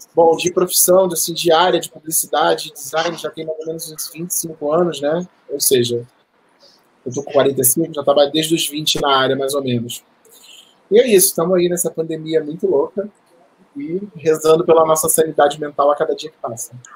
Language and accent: Portuguese; Rio de Janeiro, Brazil; moved away as an adult; now in São Paulo, Brazil; eu me mudei aqui para São Paulo no dia 27 de março de 2019, ou seja, acabou de completar um ano, eu sou do Rio de Janeiro